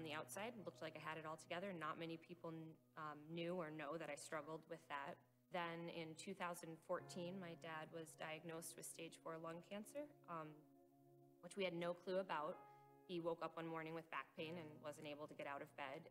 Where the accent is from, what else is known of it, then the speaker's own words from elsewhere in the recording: Northern Michigan, United States; also born or lived in New York; I was born in New York, but moved to Northern Michigan